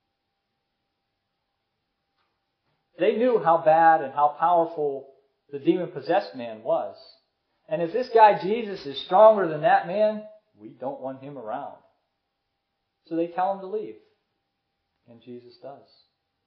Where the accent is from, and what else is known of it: United States